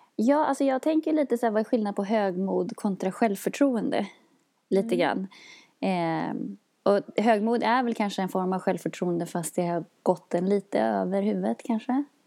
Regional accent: Sweden; vi i Sverige

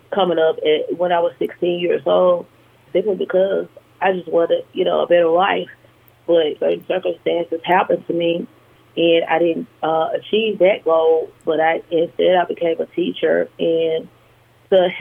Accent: Monroe, Louisiana, United States; also born or lived in Baton Rouge, Louisiana; my college years in Monroe, in my hometown

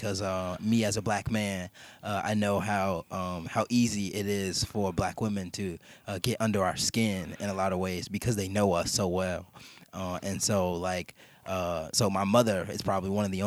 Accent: Chicago, Illinois, United States; I'm from Chicago. I'm from the West

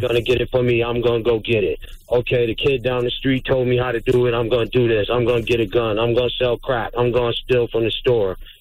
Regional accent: Syracuse, New York, United States; I'm from Syracuse, New York

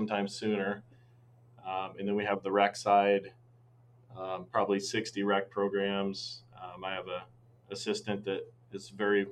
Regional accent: Stanton, Iowa, United States; also born or lived in Maryville, Missouri / Fort Dodge, Iowa / Adel, Iowa; I grew up in Southwest Iowa, little town of Stanton, which is near Red Oak in Montgomery County

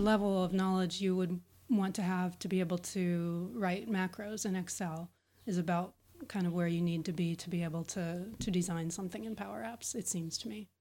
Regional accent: Pittsburgh, Pennsylvania, United States; I am from Pittsburgh, Pennsylvania, in the U.S.

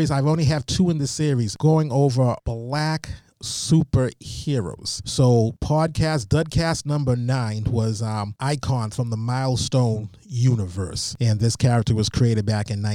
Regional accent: Malden, Massachusetts, United States; also born or lived in Albany, Georgia; When I was growing up in Malden

